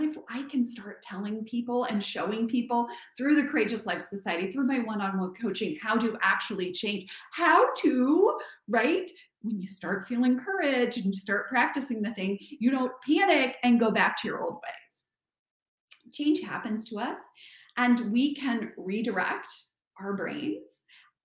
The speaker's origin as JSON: {"language": "English", "region": "Kansas", "country": "United States", "also_born_or_lived": "New York / France", "moved": "as an adult", "said": "I'm from Kansas."}